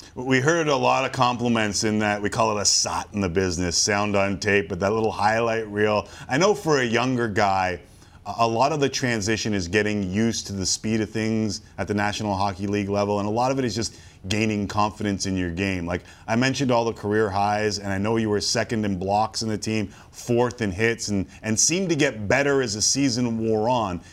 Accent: Toronto, Ontario, Canada; I grew up in Toronto around a lot of Italians

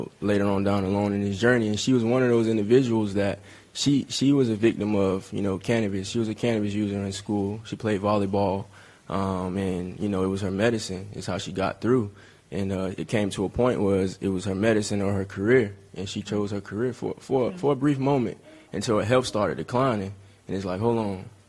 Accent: Sanford, Florida, United States; I'm from Florida, from Sanford

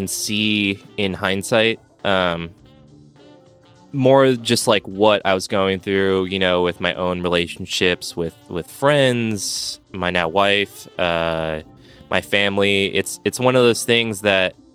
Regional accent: Los Angeles, California, United States; left my hometown of Los Angeles

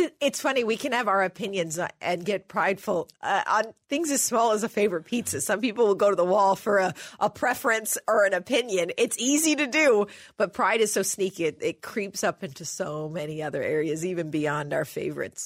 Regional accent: Chicago, Illinois, United States; we're Chicagoans

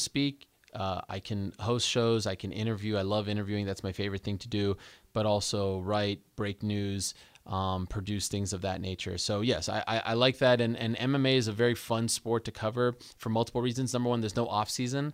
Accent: Montreal, Quebec, Canada; I grew up in Montreal, Quebec

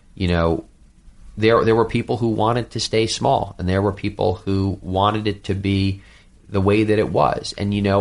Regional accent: New York City, New York, United States; I'm a New Yorker

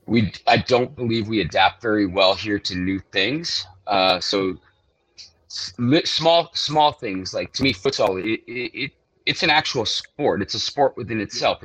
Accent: Hawaii, United States; moved away as an adult; I grew up here, born and raised

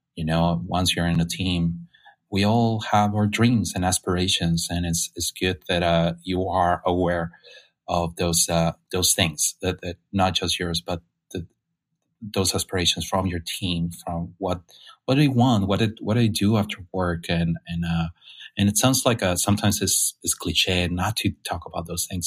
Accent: Mexicali, Baja California, Mexico; English is a second language; moved away as an adult; now in San Francisco, United States; I was born in Mexico, and uh, in the north part of Mexico in Baja California, in a, a little town called um, Mexicali

